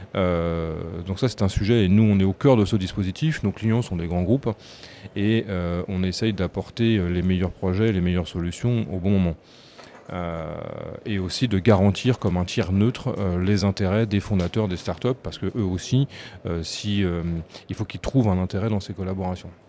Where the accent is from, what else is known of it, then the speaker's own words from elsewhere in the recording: France; en tant que Français